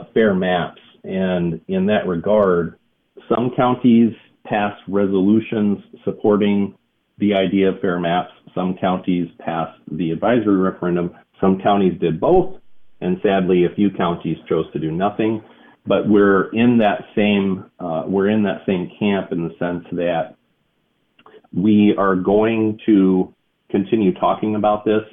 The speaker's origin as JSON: {"language": "English", "region": "Minnesota", "country": "United States", "tie": "born or raised there", "moved": "yes", "lives_now": "Wisconsin, United States", "said": "I was born and raised next door in Minnesota"}